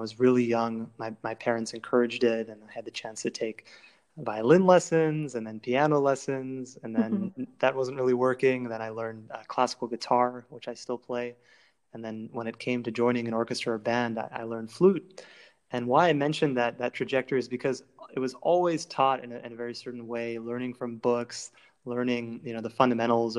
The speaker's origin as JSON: {"language": "English", "town": "Cleveland", "region": "Ohio", "country": "United States", "tie": "born or raised there", "said": "I grew up in Cleveland, Ohio"}